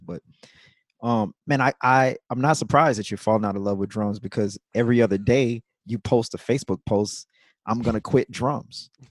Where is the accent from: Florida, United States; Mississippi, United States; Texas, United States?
Mississippi, United States; Jackson; moved away; also born or lived in New York City / New Orleans; I'm from Jackson, Mississippi